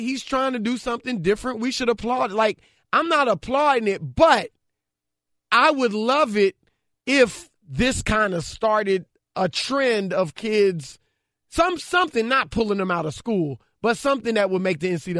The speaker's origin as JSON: {"language": "English", "region": "Louisiana", "country": "United States", "said": "Should know that. I'm from Louisiana."}